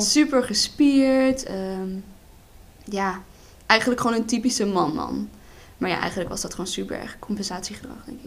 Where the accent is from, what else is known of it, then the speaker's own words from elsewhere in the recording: Berlicum, North Brabant, Netherlands; ik kom uit Berlicum